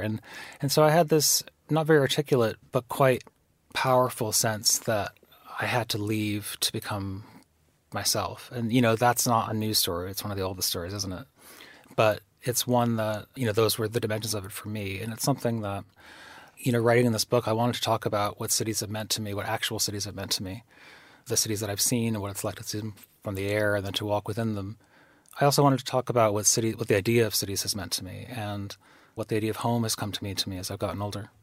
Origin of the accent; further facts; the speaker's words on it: Pittsfield, Massachusetts, United States; moved away; growing up in Pittsfield